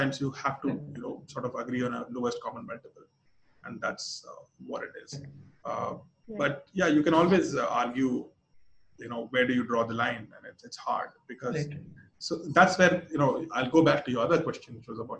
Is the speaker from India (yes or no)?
yes; Lucknow, Uttar Pradesh, India; I come from Lucknow